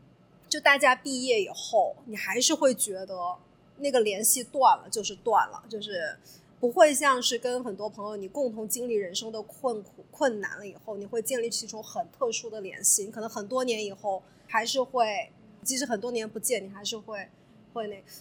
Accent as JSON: {"language": "Chinese", "country": "China", "lives_now": "United States", "said": "我们中国人之间互相帮助是出于一种怎么说呢？就是我们是一个团体"}